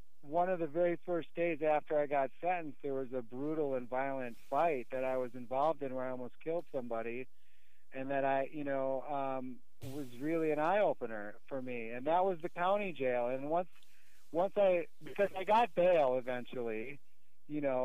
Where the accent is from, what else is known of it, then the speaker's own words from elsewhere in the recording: Milwaukee, Wisconsin, United States; also born or lived in Chicago, Illinois; I was moved back to Milwaukee, which is essentially where I grew up